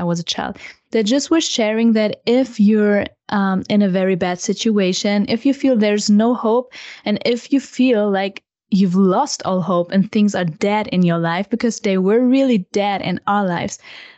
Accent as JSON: {"language": "English", "country": "Germany", "tie": "born or raised there", "said": "and growing up in the German culture"}